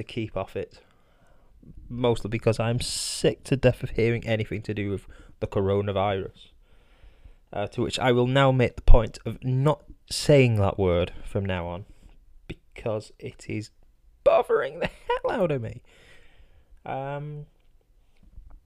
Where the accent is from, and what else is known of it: United Kingdom